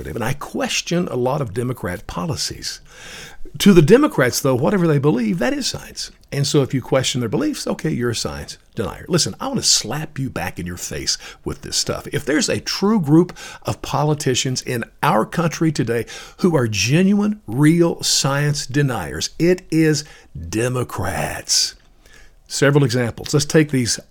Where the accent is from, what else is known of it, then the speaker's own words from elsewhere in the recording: Appalachian Tennessee, United States; I was raised in the Appalachian area of Tennessee